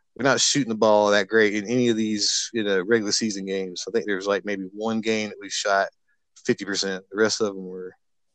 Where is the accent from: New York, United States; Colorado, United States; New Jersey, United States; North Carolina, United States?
North Carolina, United States; my hometown is where Duke originated.